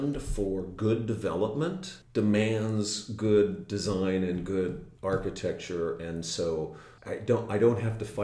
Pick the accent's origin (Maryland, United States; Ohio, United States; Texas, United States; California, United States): California, United States; Camarillo; now in Santa Barbara, United States; I grew up in Camarillo